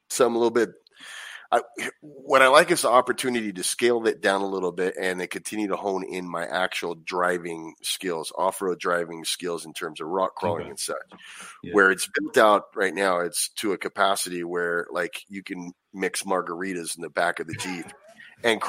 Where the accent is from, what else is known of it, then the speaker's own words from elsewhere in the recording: Anaheim, California, United States; I grew up going there, and it's you know, I'm from Anaheim originally, so that was right down the street